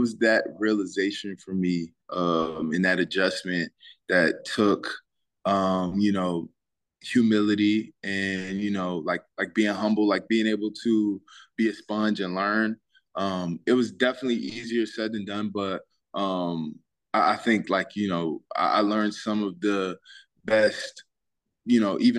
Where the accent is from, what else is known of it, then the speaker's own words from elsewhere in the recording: Boykins, Virginia, United States; Yep, Boykins, Virginia.